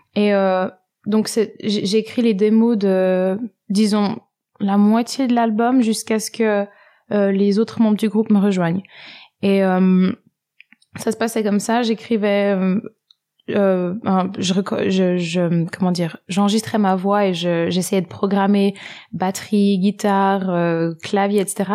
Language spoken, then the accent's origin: French; French-speaking Switzerland, Romandy, Switzerland; J'ai grandi en Suisse, dans la partie francophone.